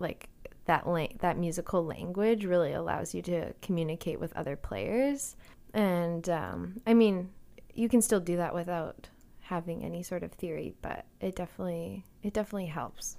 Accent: Calgary, Alberta, Canada; moved away as an adult; also born or lived in Boston; now in Victoria, Canada; Yeah, so I grew up in Calgary

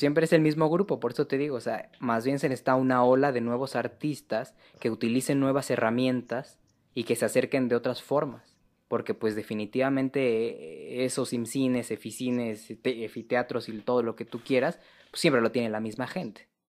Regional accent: Mexico City, Mexico; yo que soy de la Ciudad de México

